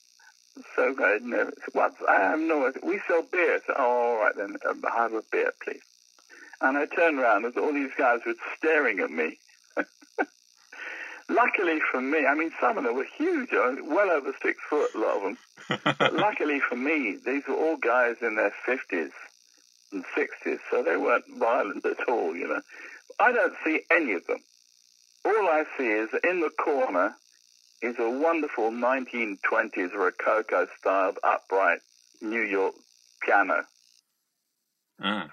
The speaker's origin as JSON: {"language": "English", "region": "London", "country": "United Kingdom", "said": "I come from Labrador Grove"}